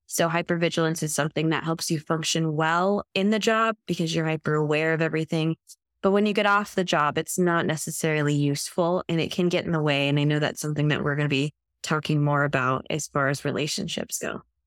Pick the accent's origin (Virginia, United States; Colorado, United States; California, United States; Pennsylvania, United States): California, United States; Santa Barbara County; also born or lived in New Zealand; I grew up in California, Santa Barbara County, which is where I live now.